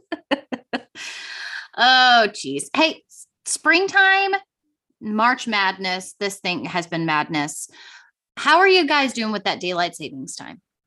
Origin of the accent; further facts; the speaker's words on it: Virginia, United States; moved away; also born or lived in North Carolina; I am from Virginia